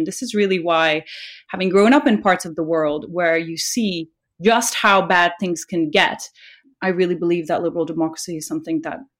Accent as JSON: {"language": "English", "country": "Nepal", "tie": "born or raised there", "moved": "yes", "lives_now": "United Kingdom", "said": "growing up in Nepal, you know, a country in South Asia"}